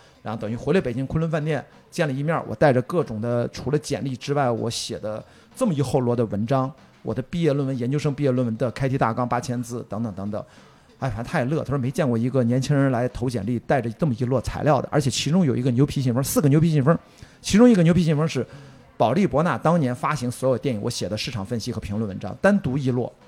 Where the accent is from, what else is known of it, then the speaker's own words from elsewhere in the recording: Qingdao, Shandong, China; moved away; also born or lived in Beijing; 在青岛，我在家乡